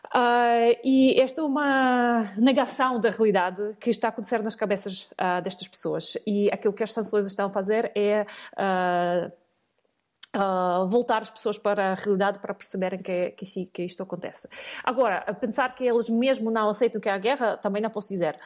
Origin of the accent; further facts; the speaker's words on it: Russia; moved away as an adult; now in Portugal; nasci na União Soviética, depois passei a viver na Federação Russa.